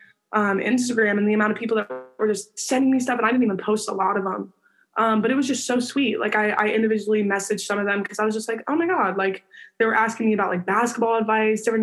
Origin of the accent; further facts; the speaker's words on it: Arizona, United States; my hometown